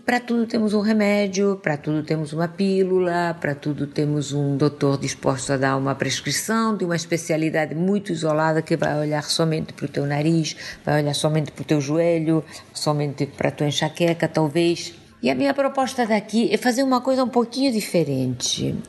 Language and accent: Portuguese; Spain; Portuguese is a second language; moved away as an adult; now in Rio de Janeiro, Brazil; apesar de eu ser espanhola, vocês saberão desculpar esse meu sotaque